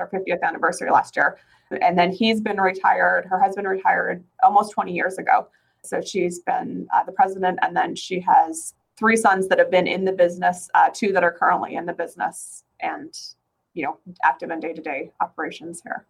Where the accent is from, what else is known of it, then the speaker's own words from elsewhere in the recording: northern Alberta, Canada; moved away as an adult; now in Phoenix, United States; I'm originally from Canada. I'm from northern Alberta